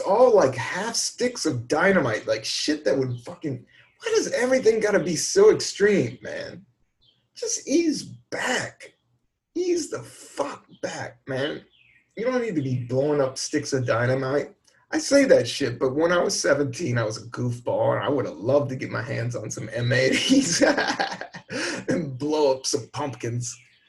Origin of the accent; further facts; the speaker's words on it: Florida, United States; I'm from Florida.